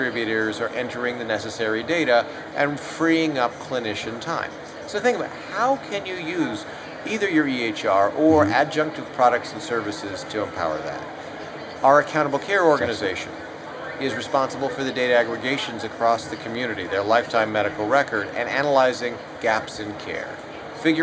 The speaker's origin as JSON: {"language": "English", "country": "United States", "said": "as an American, I, of course, am not Japanese"}